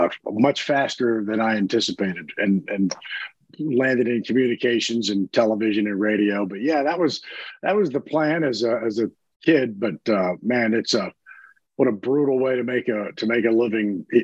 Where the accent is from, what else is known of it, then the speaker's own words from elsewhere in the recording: D.C., Northern Virginia, United States; moved away as an adult; now in New Orleans, United States; as a kid, I grew up in right outside of Washington, D.C. in Northern Virginia